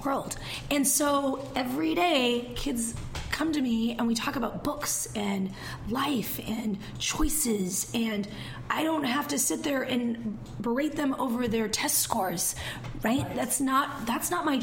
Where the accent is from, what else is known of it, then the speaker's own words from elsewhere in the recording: Eastern Washington, United States; now in Seattle, United States; I'm from Eastern Washington